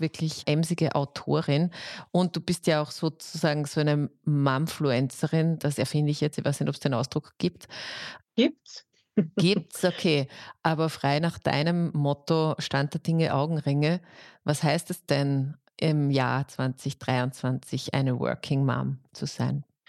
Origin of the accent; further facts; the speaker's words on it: Austria; bei uns in Österreich